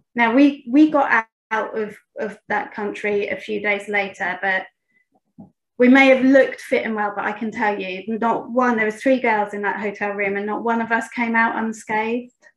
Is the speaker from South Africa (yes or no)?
no; United Kingdom; I'm from Great Britain